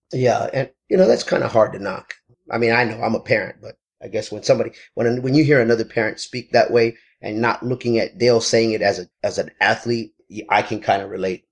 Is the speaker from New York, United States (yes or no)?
no; Texas, United States; moved away as an adult; now in Southern California, United States; I am from Texas originally